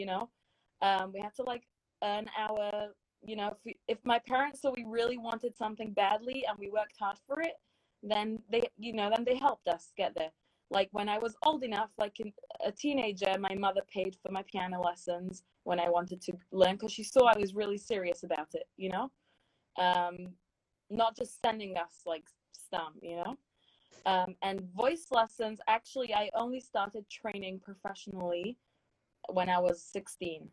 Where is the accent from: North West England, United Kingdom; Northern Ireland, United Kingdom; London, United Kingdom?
London, United Kingdom; moved away as an adult; also born or lived in Stamford Hill, London / Edgware, London; now in United States; I grew up in London. I actually was born like in Stamford Hill, London, but I moved to Edgware when I was 7 years old.